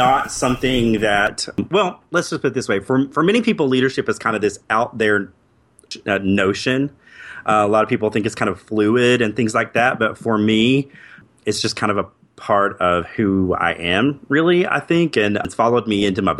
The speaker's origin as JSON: {"language": "English", "region": "Appalachia", "country": "United States", "tie": "born or raised there", "said": "I grew up in Appalachia, which pretty proud"}